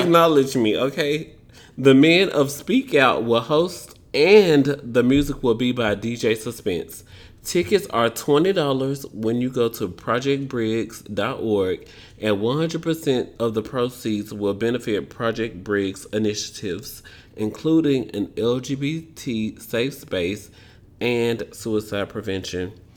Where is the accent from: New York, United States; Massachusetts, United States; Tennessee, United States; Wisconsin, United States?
Tennessee, United States; Memphis; I'm from Memphis, Tennessee, country